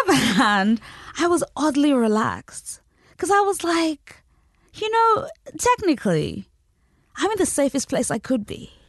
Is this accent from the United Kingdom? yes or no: yes; United Kingdom; also born or lived in Nigeria; I, I grew up in Britain. and also in Nigeria